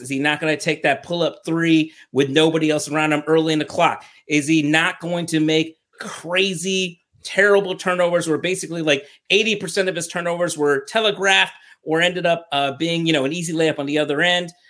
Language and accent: English; Washington, District of Columbia, United States; I'm from Washington, D C